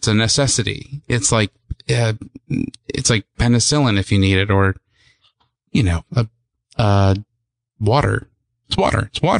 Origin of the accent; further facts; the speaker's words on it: Smithtown, New York, United States; I was born on raised on Long Island, in Smithtown, or as the locals call it, Smittown.